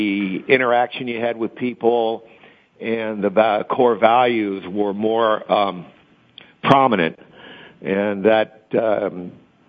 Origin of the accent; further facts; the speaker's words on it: Cincinnati, Ohio, United States; moved away as an adult; when we came back in the 90s after, you know, being scattered around the country, we regrouped at home